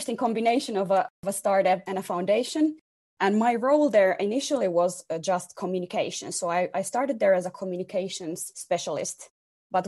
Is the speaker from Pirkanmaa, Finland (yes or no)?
yes; Tampere, Pirkanmaa, Finland; moved away as an adult; now in Helsinki, Finland; I was born and raised in Tampere.